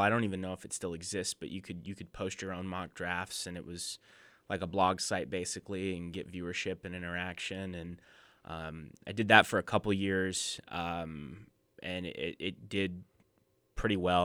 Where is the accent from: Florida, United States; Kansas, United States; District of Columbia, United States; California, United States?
Kansas, United States; outside Lawrence; moved away; I grew up twenty minutes outside of Lawrence, Kansas